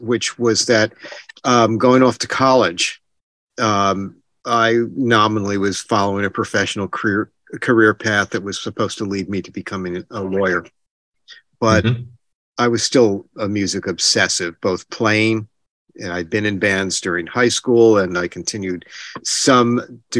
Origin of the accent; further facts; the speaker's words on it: New Jersey, United States; I was born in New Jersey. I'm still in New Jersey